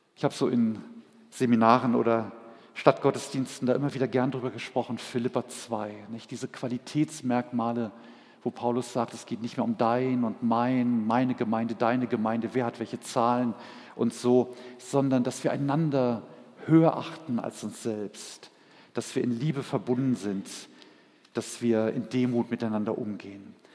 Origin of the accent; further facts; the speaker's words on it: Berlin, Germany; moved away as an adult; Als wir 1983 nach Berlin gingen, es war zwar meine Heimat